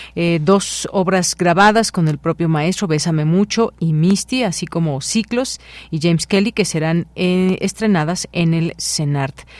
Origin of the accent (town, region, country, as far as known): Mexico